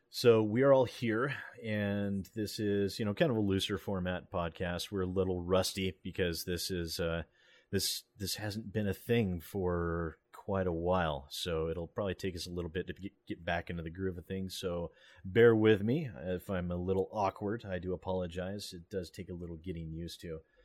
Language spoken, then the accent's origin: English; United States; I'm American